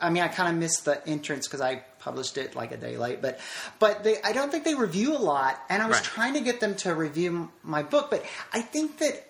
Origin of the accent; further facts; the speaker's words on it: Nashville, Tennessee, United States; Nashville, Tennessee.